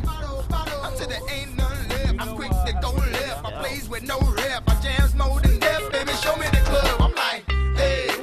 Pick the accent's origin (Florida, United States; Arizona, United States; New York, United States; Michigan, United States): New York, United States; Long Island; moved away; I grew up on Long Island